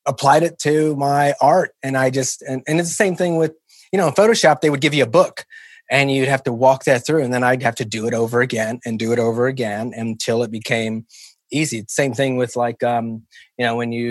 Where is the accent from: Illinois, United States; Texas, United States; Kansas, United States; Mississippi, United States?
Kansas, United States; Kansas City; I grew up in KCK in the Argentine district